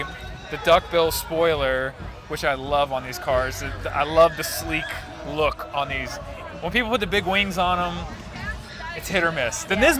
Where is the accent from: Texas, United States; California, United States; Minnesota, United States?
Texas, United States; Houston; I'm from Houston